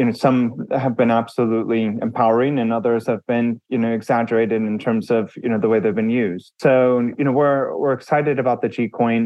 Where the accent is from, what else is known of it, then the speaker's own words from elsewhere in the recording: United States; I'm an American. I grew up in the US. I live in Texas